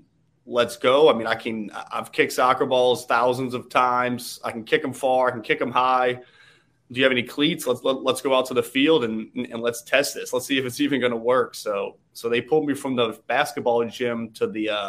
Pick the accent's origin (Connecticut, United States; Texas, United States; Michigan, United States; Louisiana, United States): Louisiana, United States; New Orleans; moved away as an adult; now in Southern California, United States; Born and raised in New Orleans, Louisiana.